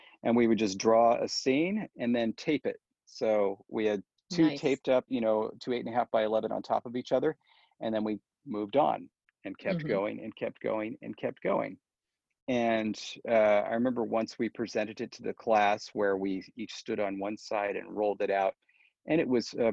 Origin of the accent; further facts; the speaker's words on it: Orange County, California, United States; also born or lived in Fresno, California; I moved from Fresno to Orange County, where I lived the rest of the time, in first grade